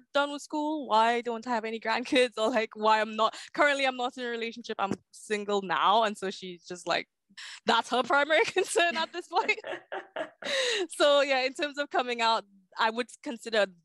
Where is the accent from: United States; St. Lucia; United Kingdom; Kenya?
St. Lucia; So I was born in St. Lucia, so in the Caribbean.